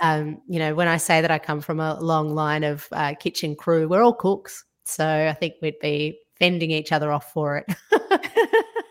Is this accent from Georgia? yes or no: yes; Georgia; now in Australia; I grew up in Georgia in the former Soviet Union